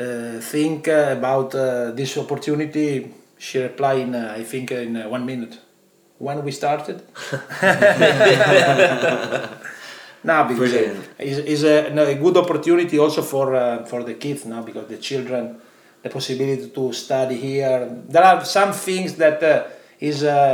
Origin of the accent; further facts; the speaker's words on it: Padua, Veneto, Italy; English is a second language; moved away as an adult; now in London, United Kingdom; I was born in Italy, in Padova, is a small town close to Venice, and where I lived until last year when I moved in London.